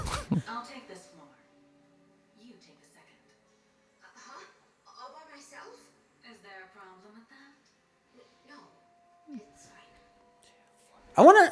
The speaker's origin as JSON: {"language": "English", "region": "the South", "country": "United States", "said": "I'm from the South"}